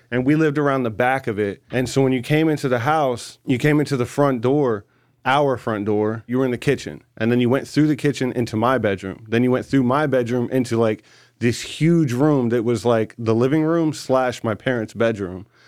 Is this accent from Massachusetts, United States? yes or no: no; Newport News, Virginia, United States; my first memories is Hampton, Newport News area